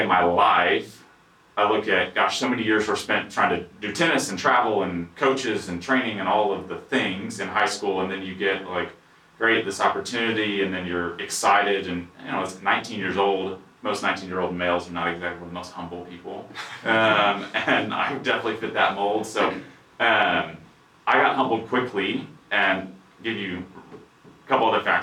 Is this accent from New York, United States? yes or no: no; Dallas, Texas, United States; born and raised in Dallas, founder and CEO of Dottid. Never left Dallas.